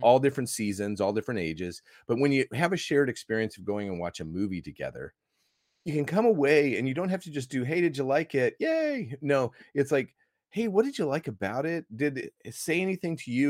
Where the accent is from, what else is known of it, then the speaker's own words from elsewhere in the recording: Iowa, United States; moved away as an adult; now in Australia; I grew up in Iowa